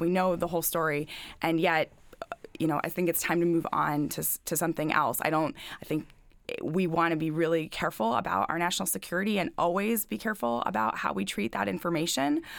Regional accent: Lancaster County, Manheim Township, Pennsylvania, United States; I grew up in Lancaster County, went to Manheim Township High School

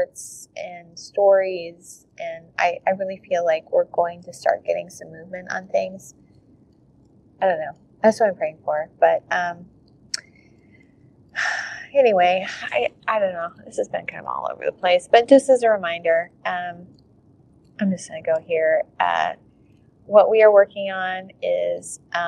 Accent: United States; I'm this American

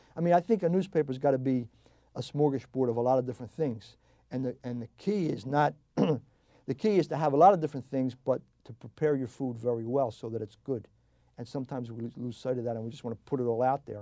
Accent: New Jersey, United States; also born or lived in South Philadelphia, Pennsylvania; I grew up in South Jersey

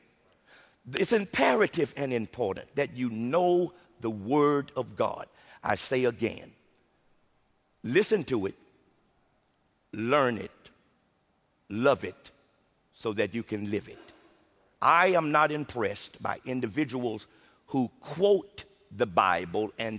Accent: Arkansas, United States; I'm from Arkansas, so you know country words I've become familiar

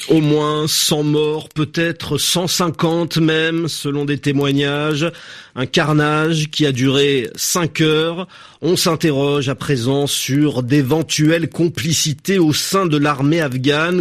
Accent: French Guiana, France; nous sommes français, nous sommes un département assez riche, grand

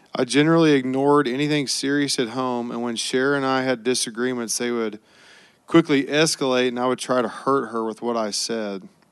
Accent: Oklahoma, United States; I was born in Oklahoma and was raised in a fiercely competitive alpha male environment

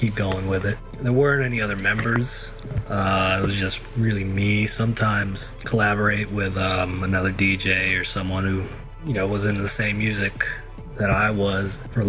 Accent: Alabama, United States; I am from Alabama.

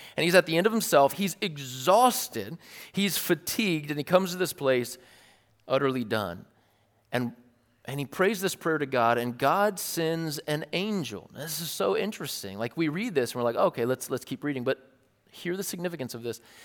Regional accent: United States

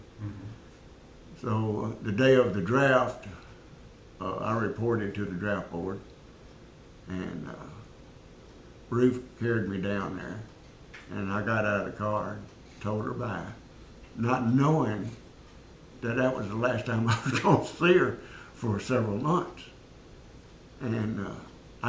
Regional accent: Shreveport, Louisiana, United States; now in Bedford, United States; I grew up in Shreveport. Went to school there.

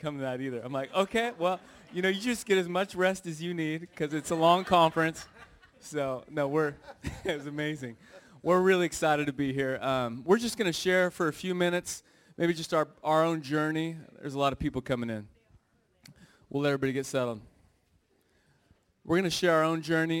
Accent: Redding, California, United States; I grew up in Redding, California, small town

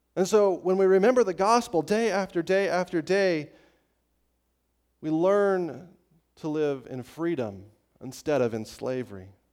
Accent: Estes Park, Colorado, United States; in my hometown of Estes Park, Colorado, when I was growing up

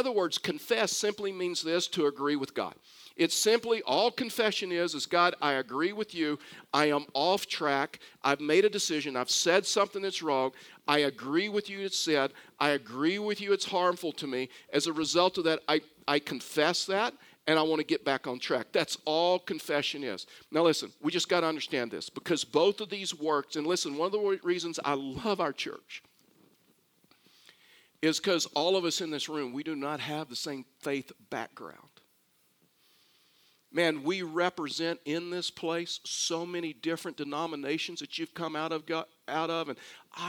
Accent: Houston, Texas, United States; I was born and raised in Houston, Texas

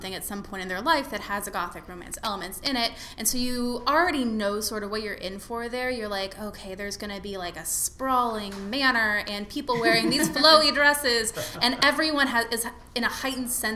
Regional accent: Dallas, Texas, United States; I grew up in Dallas.

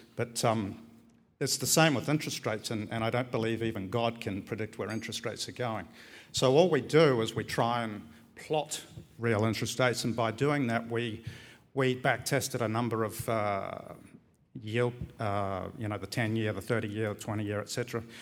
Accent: New Zealand; moved away as an adult; also born or lived in Australia; now in Barcelona, Spain; I'm from New Zealand, but I arrived in Australia in eighty-eight

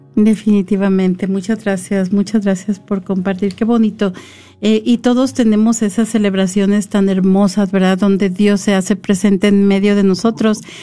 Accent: San Luis Potosí, Mexico; moved away; yo soy de México, soy de San Luis Potosí

